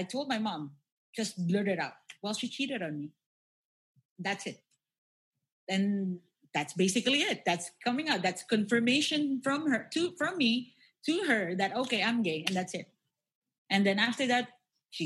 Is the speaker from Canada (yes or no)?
no; Philippines; that's the thing about Filipinos. Yeah, we are very religious people